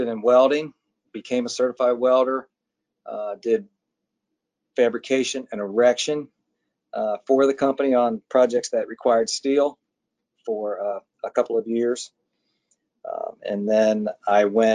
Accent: Cincinnati, Ohio, United States; also born or lived in Annapolis, Maryland; I grew up in Cincinnati, which is where I presently live. So I've been here my whole life.

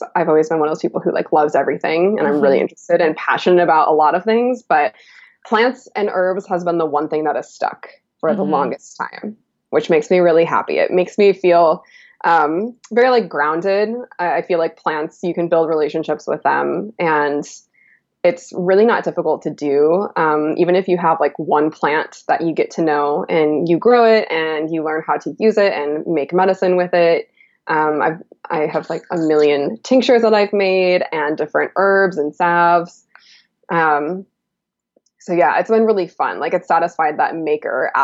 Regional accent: Illinois, United States; I grew up in the Midwest as well. I'm originally from Illinois, and I grew up in like the prairie

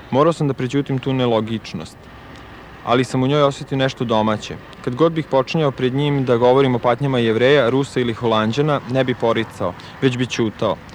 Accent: Vojvodina, Serbia; Ono, ja sam iz Vojvodine, tako da, ovo, ovaj

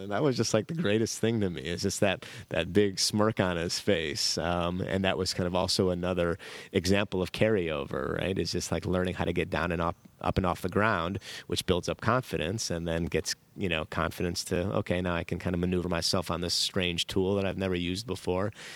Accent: Chicago, Illinois, United States; moved away as an adult; now in Marina del Rey, United States; growing up in Chicago in the, you know, nineties

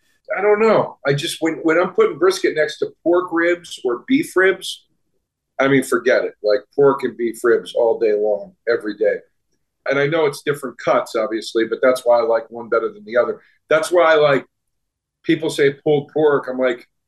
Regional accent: East Coast, United States; moved away as an adult; also born or lived in Austin, Texas; I was a kid from the East Coast who had never lived anywhere or really ever visited anywhere outside of the East Coast.

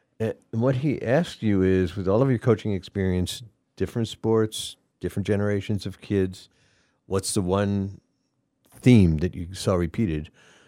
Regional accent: Atlanta, Georgia, United States; moved away; I'm from Atlanta, Georgia, and I played baseball and I wrestled.

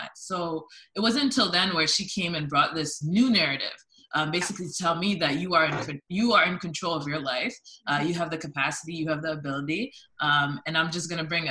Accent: London, Ontario, Canada; also born or lived in Toronto; I grew up in London, Ontario

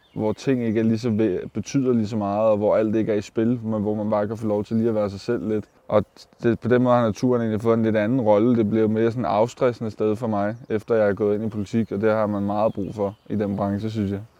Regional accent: Køge, Zealand, Denmark; jeg er fra Køge, og jeg bor i Køge

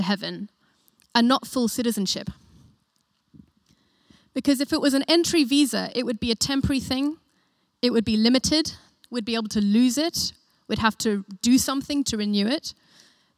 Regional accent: Johannesburg, Gauteng, South Africa; now in United Kingdom; My family's South African, and I was born in Joburg.

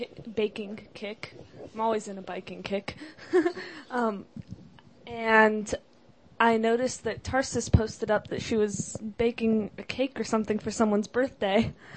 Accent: Los Angeles, California, United States; I'm actually from Encino. Whatever, it's all the valley, right? I'm also 18

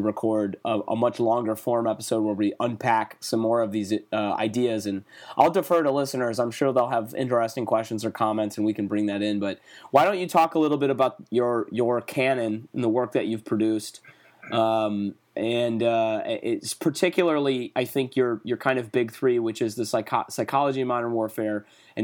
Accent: Plymouth, Michigan, United States; now in Chicago, United States; I grew up in Plymouth Canton area

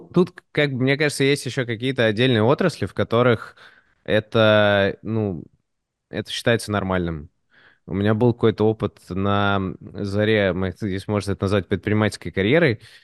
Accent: Moscow, Russia; also born or lived in United States; я родился в Москве

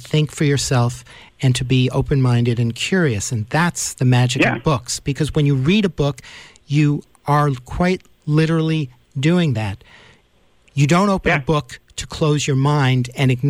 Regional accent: New York City, New York, United States; I grew up in Manhattan

